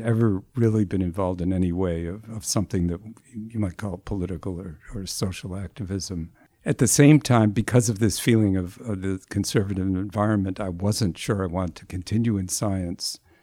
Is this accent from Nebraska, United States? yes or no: no; Newton, Massachusetts, United States; also born or lived in Cambridge, Massachusetts; I grew up in the Boston area.